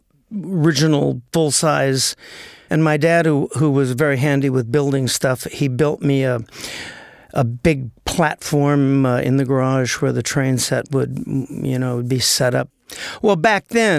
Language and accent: English; Los Angeles, California, United States; Born and raised in the Valley of L.A.